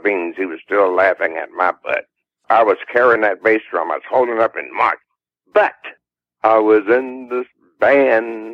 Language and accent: English; Lancaster, South Carolina, United States; we won a talent show at Lancaster, South Carolina, in my hometown